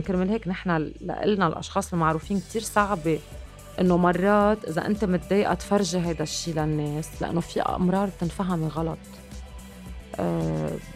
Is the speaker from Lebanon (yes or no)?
yes; Lebanon; عم بحكي كلبنانيه تحديدا